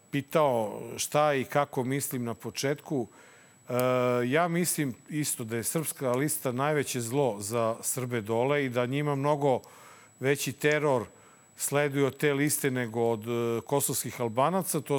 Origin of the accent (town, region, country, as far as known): Serbia